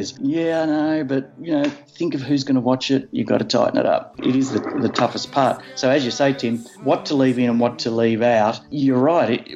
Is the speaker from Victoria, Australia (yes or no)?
yes; Ballarat, Victoria, Australia; moved away as an adult; now in Melbourne, Australia; I came to Melbourne from Ballarat when I was 18 or 19, whatever it was